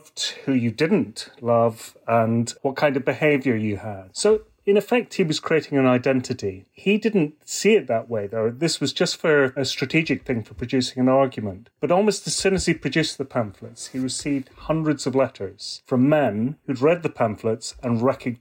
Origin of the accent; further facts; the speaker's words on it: Scotland, United Kingdom; now in Melbourne, Australia; I'm from Scotland originally, but I live in Melbourne